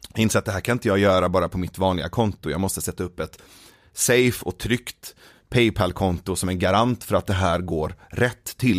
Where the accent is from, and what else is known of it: Sweden; born or raised there; also born or lived in Iran